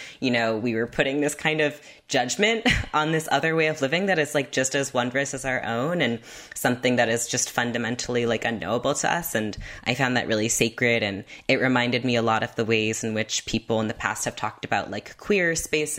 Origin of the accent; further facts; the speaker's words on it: Half Moon Bay, California, United States; I grew up in California by this beach called Half Moon Bay, where whales would beach all the time